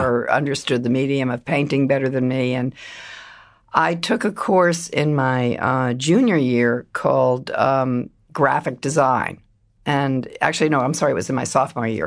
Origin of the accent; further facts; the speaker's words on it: Silver Spring, Maryland, United States; moved away as an adult; also born or lived in Fairfax County, Virginia / Philadelphia; I grew up first in, um, Fairfax County, Virginia, and then Silver Spring, Maryland